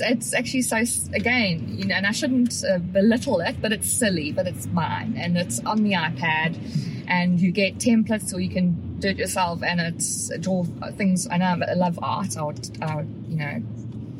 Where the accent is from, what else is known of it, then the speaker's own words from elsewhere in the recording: South Africa; moved away; I'm South African and a lot of my loved ones in the UK